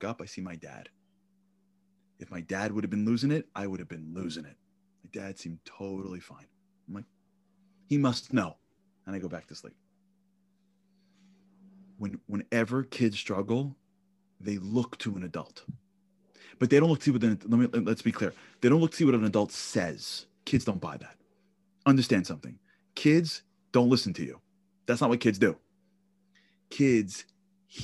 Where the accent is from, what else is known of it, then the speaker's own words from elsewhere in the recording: New York City, New York, United States; I grew up in Canarsie, Brooklyn.